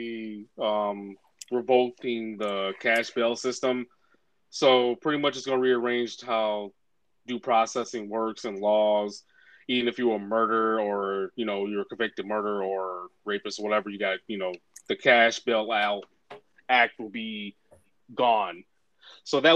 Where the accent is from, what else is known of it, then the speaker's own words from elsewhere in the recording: Canada; me being Black Canadian